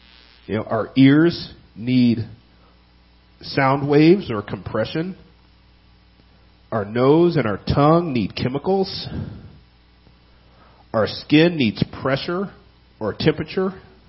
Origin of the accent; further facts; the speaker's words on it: California, United States; Now, I came from California, and it's a lot easier to drive at night in California compared to Minnesota, and especially Wisconsin.